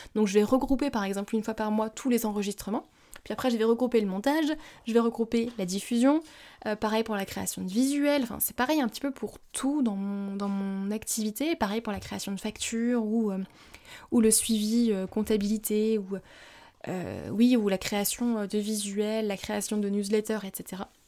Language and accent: French; France; also born or lived in Bali / Japan; chez nous en France